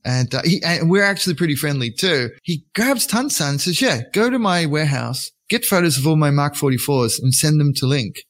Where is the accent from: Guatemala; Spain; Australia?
Australia; moved away; also born or lived in Japan; I pretend to be an English speaker first, you know, because I'm Australian